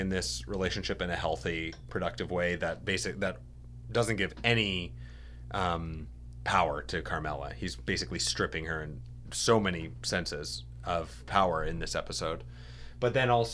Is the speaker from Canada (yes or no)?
yes; Canada; now in New York, United States; We are Canadian.